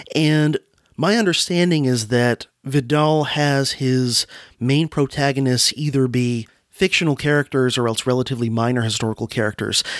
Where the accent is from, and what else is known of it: Florida, United States; born or raised there